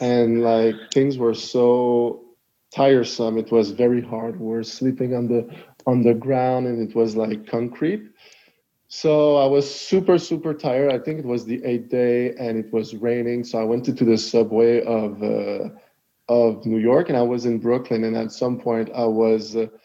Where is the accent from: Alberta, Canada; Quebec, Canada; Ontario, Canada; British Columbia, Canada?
Quebec, Canada; Montreal; I'm from Montreal, and which is in Quebec. And in Montreal, there's a neighborhood called Lachine. So I grew up all my life there.